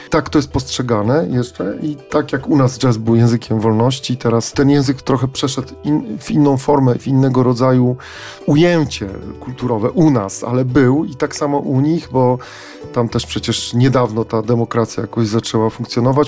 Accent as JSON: {"language": "Polish", "country": "Poland", "said": "my z Polski"}